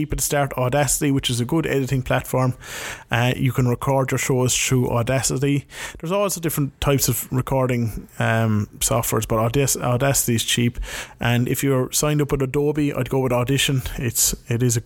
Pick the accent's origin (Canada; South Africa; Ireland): Ireland; moved away; my hometown, back in Ireland